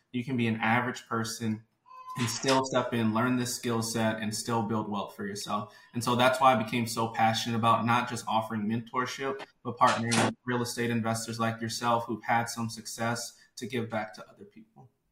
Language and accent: English; New Orleans, Louisiana, United States; from New Orleans, Louisiana, born and raised